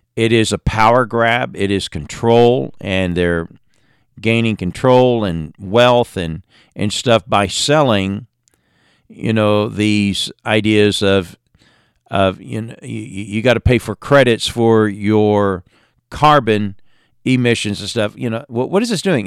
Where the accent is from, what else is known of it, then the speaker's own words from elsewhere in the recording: England, United Kingdom; moved away; growing up in England